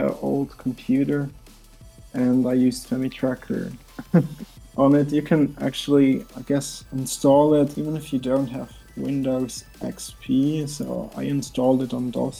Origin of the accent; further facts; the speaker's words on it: Switzerland; I'm from Switzerland